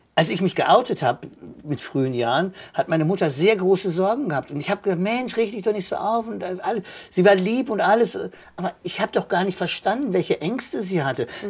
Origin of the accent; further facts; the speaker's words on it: Kevelaer, North Rhine-Westphalia, Germany; also born or lived in Basel / Baden-Baden / Bonn; now in Cologne, Germany; ich komme gebürtig aus Kevela am Niederrhein, Deutschlands größter Marienwallfahrtsort